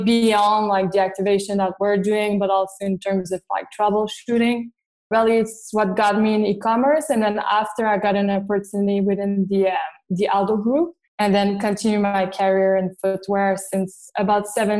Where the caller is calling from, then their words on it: Montreal, Quebec, Canada; I'm in Montreal, actually.